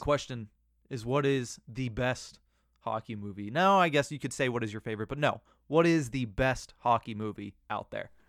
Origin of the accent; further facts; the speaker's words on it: Johnstown, Pennsylvania, United States; I'm from Johnstown